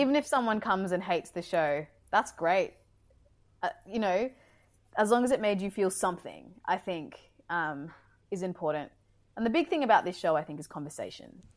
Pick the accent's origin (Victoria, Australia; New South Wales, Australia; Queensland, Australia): Queensland, Australia; Brisbane; moved away; I'm from Brizzy